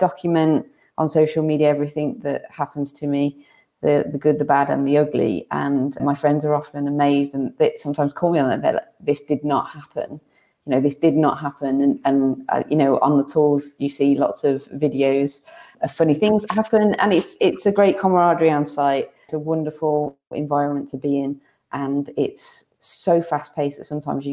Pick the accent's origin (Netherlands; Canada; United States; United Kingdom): United Kingdom; we're British